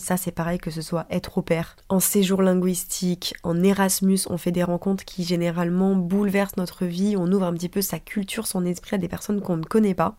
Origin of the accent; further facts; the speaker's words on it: France; moved away as an adult; also born or lived in San Francisco area, United States; Bastien et moi on est partis le même jour de France